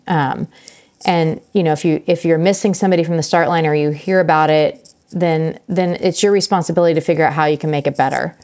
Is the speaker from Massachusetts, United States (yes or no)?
no; Emporia, Kansas, United States; my hometown